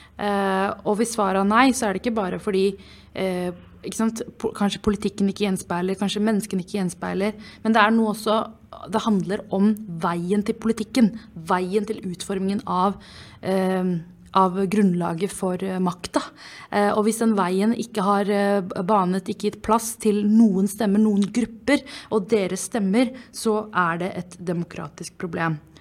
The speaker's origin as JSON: {"language": "Norwegian", "region": "Oslo", "country": "Norway", "tie": "born or raised there", "said": "Jeg er oppvokst i Groruddalen"}